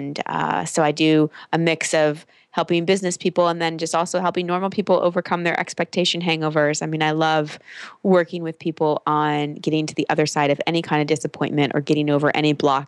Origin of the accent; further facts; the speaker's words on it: Texas, United States; I grew up in Texas.